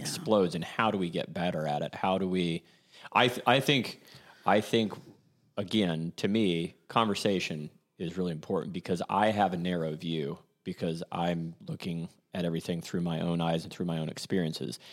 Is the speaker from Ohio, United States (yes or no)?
yes; Columbus, Ohio, United States; growing up in Clintonville